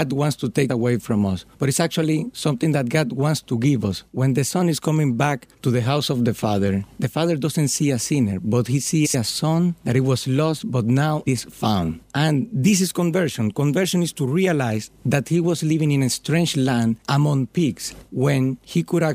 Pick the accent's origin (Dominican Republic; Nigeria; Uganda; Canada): Dominican Republic; moved away as an adult; now in Philadelphia, United States; I'm from Dominican Republic